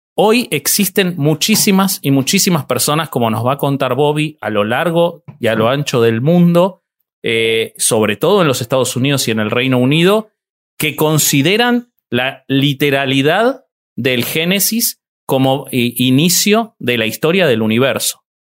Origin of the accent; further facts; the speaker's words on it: Argentina; el único pelado con barba argentino voy a ser yo acá